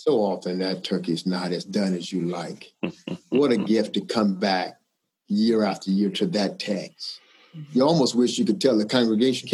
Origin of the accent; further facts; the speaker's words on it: Charlotte, North Carolina, United States; I was born and raised in Charlotte, North Carolina